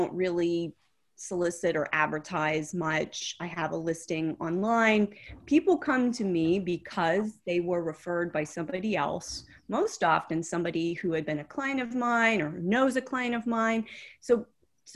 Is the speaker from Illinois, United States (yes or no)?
no; Oil City, Pennsylvania, United States; moved away; I'm from Oil City, Pennsylvania.